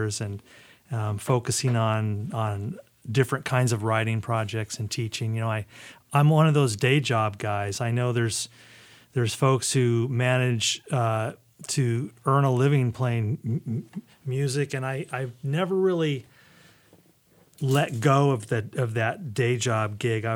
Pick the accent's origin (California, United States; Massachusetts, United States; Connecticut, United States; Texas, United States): California, United States; Ventura; also born or lived in New Jersey; I was born in New Jersey, and I was 4 when my parents moved out here. So I grew up in Ventura, California